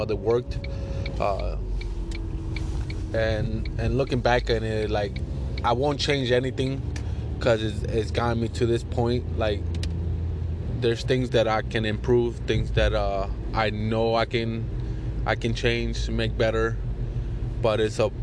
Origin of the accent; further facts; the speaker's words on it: New Jersey, United States; also born or lived in Puerto Rico; I was born in Puerto Rico, raised here in New Jersey